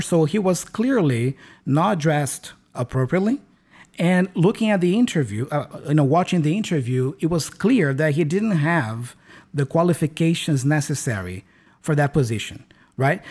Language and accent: English; Brazil; English is a second language; I learned English in Brazil, here in my home country. I've never been abroad.